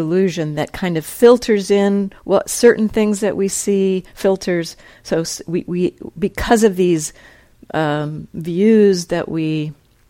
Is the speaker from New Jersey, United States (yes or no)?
yes; New Jersey, United States; I grew up in New Jersey and went to that school and knew all these people